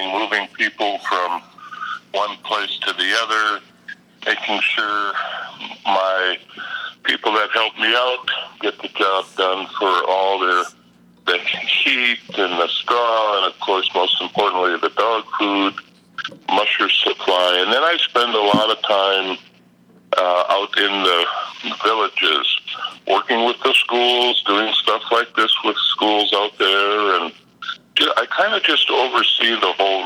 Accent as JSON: {"language": "English", "region": "Minnesota", "country": "United States", "said": "I'm actually from Minnesota"}